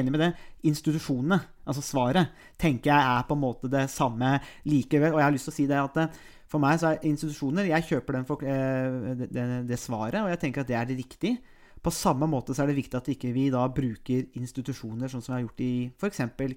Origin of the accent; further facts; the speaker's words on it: Nesbyen, Buskerud, Norway; also born or lived in Råde; now in Halden, Norway; jeg har ikke reist hjem til Nesbyen. Og Nesbyen er jo Hallingdal